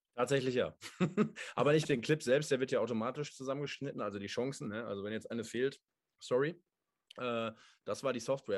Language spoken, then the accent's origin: German; Essen, North Rhine-Westphalia, Germany; als Essener natürlich, als gebürtiger Essener